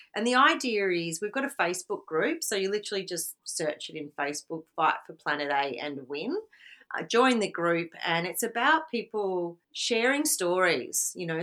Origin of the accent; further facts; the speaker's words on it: Victoria, Australia; moved away as an adult; now in Mullumbimby, Australia; I grew up in Victoria and only moved to the Byron Shire in 2014